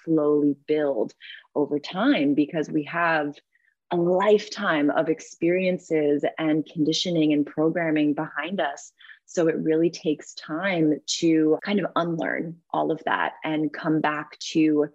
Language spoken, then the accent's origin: English; East Coast, United States; also born or lived in New York; now in California, United States; I'm from the East Coast